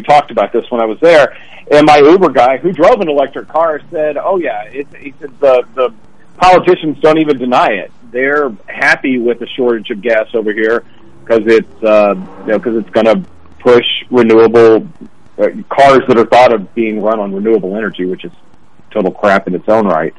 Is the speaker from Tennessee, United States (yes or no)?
yes; Memphis, Tennessee, United States; moved away; also born or lived in Chicago / Indiana; I grew up in Memphis